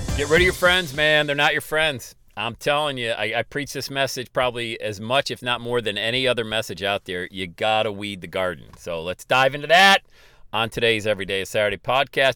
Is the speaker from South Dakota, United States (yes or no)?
no; Ohio, United States; my hometown here in Ohio